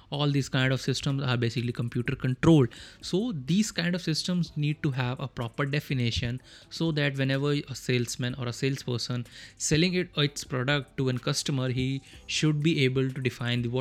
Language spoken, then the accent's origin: English; India; first language Hindi; English is a second language; because Hindi is my mother tongue and English. I'm trying to improve myself